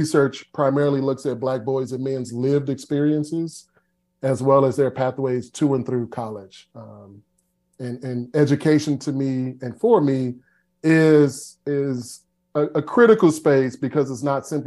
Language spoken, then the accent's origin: English; Chicago, Illinois, United States; now in Knoxville, United States; I'm from, grew up in South Shore, and then moved pretty close to Morgan Park area